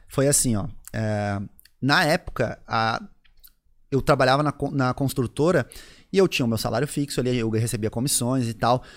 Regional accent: Florianópolis, Santa Catarina, Brazil; also born or lived in Rio Grande do Sul; eu sou gaúcho, eu nasci no Rio Grande do Sul. Caramba. Com 21 dias, eu vim morar em Florianópolis

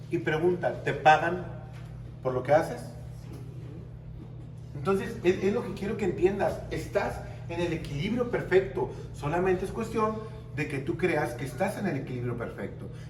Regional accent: Tijuana, Baja California, Mexico; mi primera conferencia fue aquí en Sinaloa. Vine desde Tijuana, me pagaron, primera vez que me pagaban avión, restaurantes, hotel.

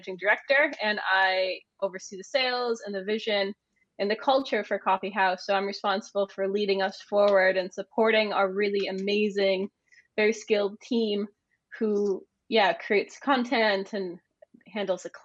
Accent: Maine, United States; moved away as an adult; also born or lived in London, United Kingdom; now in Edinburgh, United Kingdom; I'm originally from the United States. I'm from a little place called Maine, but I've been in the UK now since 2013.

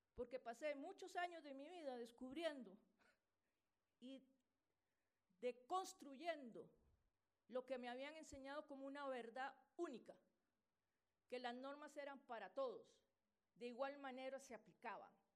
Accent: Costa Rica; en mi país, Costa Rica

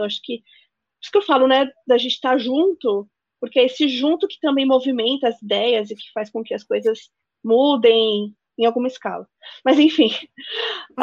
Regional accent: Northeast Region, Brazil; a gente é do Nordeste

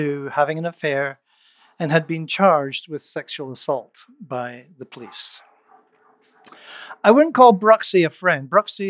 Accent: Canada; as a Canadian

